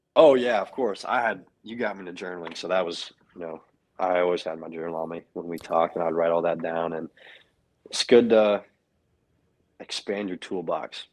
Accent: Knoxville, Tennessee, United States; moved away; I grew up in Knoxville, Tennessee. That's my home.

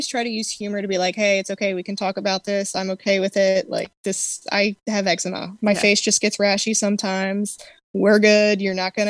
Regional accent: Maryland, United States; I am from Maryland

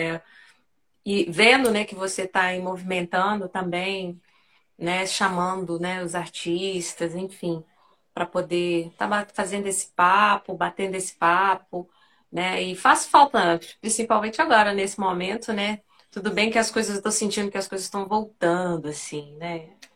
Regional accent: Belo Horizonte, Minas Gerais, Brazil; Nascida e criada em Belo Horizonte, né? Mineirinha aí da, do pão de queijo mesmo

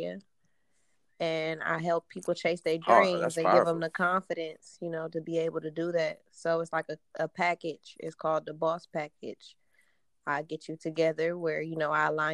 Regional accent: Cleveland, Ohio, United States; I'm from Cleveland, Ohio

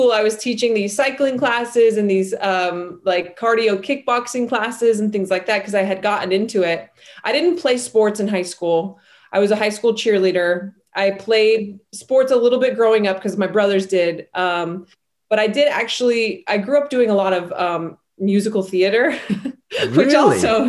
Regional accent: Salt Lake City, Utah, United States; I come from a really large family. I grew up in Salt Lake City, Utah.

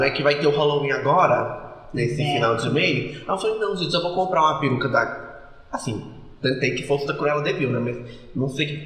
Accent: interior of Minas Gerais, Brazil; A gente é, é do interior de Minas Gerais

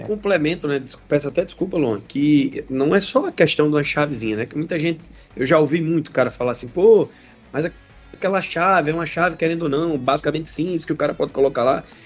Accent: Pernambuco, Brazil; lá em Pernambuco, minha terra aí, conheço muito.

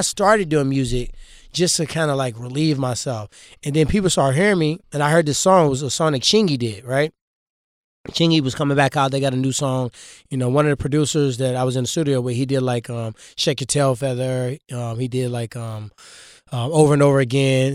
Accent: Ferguson, Missouri, United States; I grew up in Ferguson.

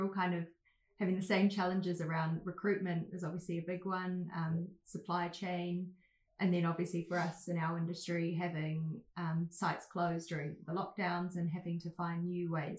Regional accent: New Zealand; moved away as an adult; now in United Kingdom; I'm originally from New Zealand, but have been living in the UK now for about 5 years.

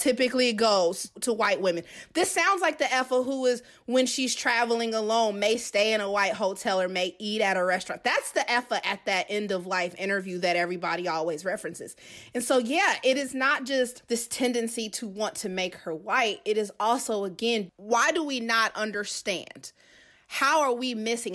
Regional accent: Kansas City, Missouri, United States; moved away as an adult; also born or lived in Georgia; I'm originally from Kansas City, so I went back home after graduating from Georgia Southern.

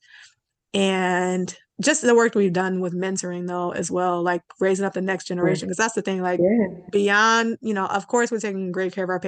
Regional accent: Cleveland, Ohio, United States; also born or lived in Columbus, Ohio; now in Cincinnati, United States; I grew up in Cleveland, where there's quite a fighter spirit in Cleveland

